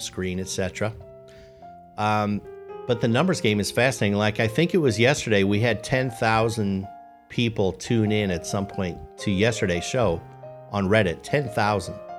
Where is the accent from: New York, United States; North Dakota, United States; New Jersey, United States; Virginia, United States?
New York, United States; Poughkeepsie; my hometown